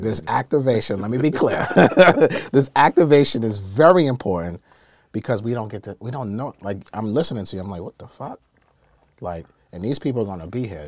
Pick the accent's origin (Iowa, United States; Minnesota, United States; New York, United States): New York, United States; New York City; I grew up in Brooklyn